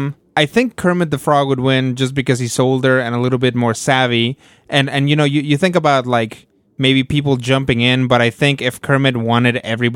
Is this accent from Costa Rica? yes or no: no; Mexico; moved away; Because I spent my childhood in Mexico.